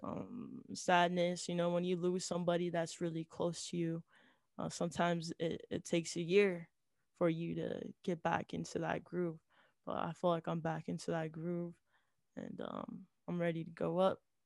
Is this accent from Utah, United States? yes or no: yes; Utah, United States; I'm from Utah, um, and Latter-day Saints is kind of like the main religion here